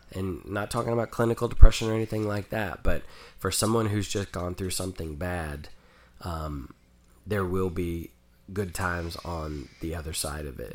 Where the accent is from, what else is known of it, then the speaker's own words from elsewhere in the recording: Oklahoma, United States; growing up in Oklahoma and not fitting